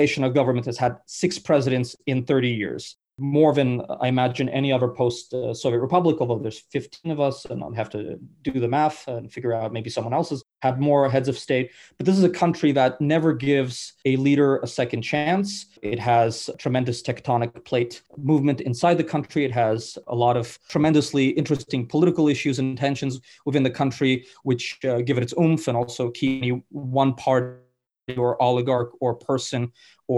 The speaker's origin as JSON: {"language": "English", "town": "New York City", "region": "New York", "country": "United States", "tie": "born or raised there", "also_born_or_lived": "Uzbekistan / Moscow, Russia / United Kingdom / France", "moved": "as an adult", "lives_now": "Odessa, Ukraine", "said": "I spent my childhood until the age of 7 in Moscow, and then I grew up in Brooklyn"}